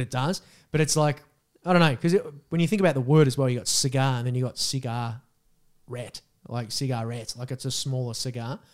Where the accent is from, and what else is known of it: Australia